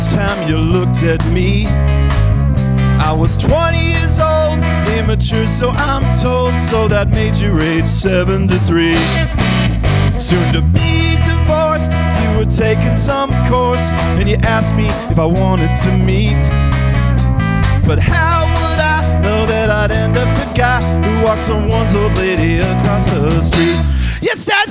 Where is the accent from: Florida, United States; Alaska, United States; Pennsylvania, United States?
Alaska, United States; Anchorage; I was born in Anchorage, Alaska.